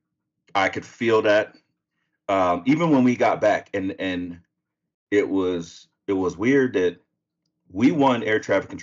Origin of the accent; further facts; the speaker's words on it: Sacramento, California, United States; I'm from Sacramento.